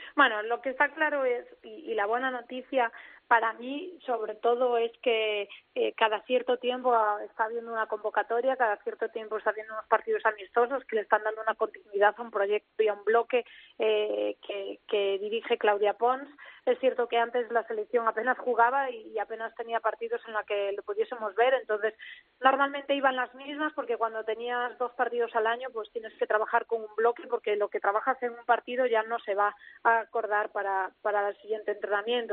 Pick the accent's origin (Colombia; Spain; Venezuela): Spain; Ourense, Galicia; no es que yo sea de Urense, que ya lo sabéis, que yo tiro mucho para mi tierra